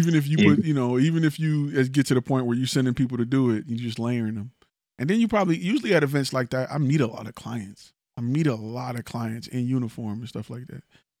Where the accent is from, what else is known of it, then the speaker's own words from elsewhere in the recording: Northeast, United States; now in Houston, United States; I'm from Northeast, so my idea of certain stuff is a little different, but still good food.